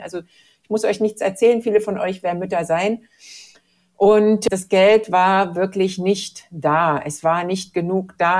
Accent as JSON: {"language": "German", "country": "Germany", "also_born_or_lived": "Mexico / Latin America", "moved": "as an adult", "said": "Ich komme noch dazu aus der DDR."}